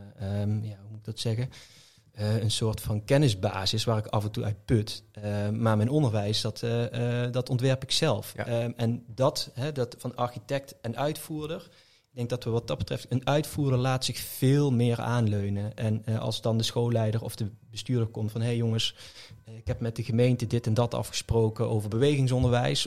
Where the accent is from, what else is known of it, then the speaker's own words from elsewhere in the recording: Venray, Limburg, Netherlands; een school in Venray waar ik vandaan kom